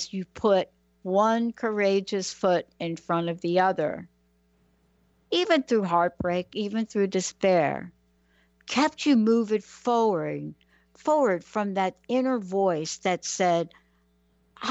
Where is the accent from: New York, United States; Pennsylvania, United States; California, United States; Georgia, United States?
New York, United States; New York City; I grew up in the Bronx in New York